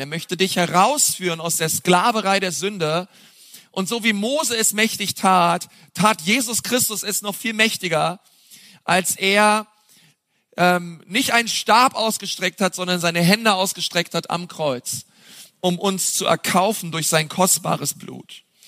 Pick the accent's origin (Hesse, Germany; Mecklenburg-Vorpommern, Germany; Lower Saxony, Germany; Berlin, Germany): Berlin, Germany; now in Franconia, Germany; als Berliner hier im Frankenland landet